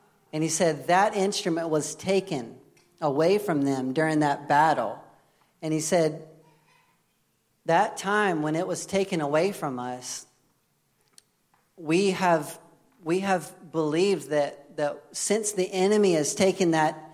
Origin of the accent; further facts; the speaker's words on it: United States; I'm American.